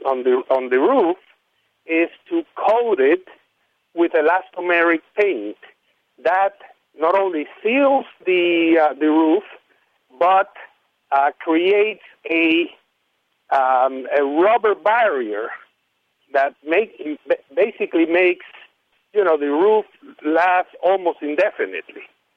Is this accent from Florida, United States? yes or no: yes; Miami, Florida, United States; I come from Miami.